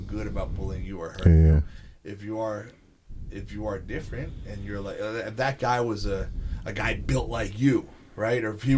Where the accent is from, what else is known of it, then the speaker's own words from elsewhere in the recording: Bayville, New Jersey, United States; I'm from Bayville